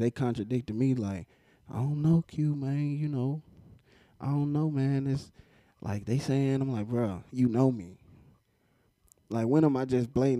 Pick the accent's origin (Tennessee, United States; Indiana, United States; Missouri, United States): Tennessee, United States; Nashville; also born or lived in Hendersonville; I'm from Nashville.